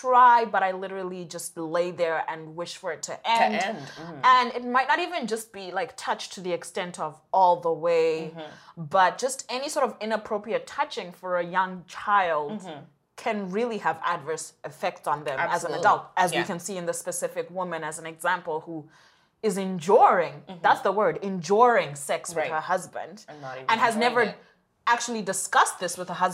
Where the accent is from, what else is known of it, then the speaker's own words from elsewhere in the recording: Zimbabwe; moved away; we grew up in Zimbabwe, both of us